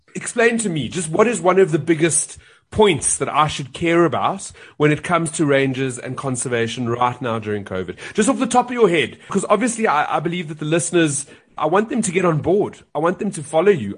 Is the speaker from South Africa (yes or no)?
yes; South Africa; I'm South African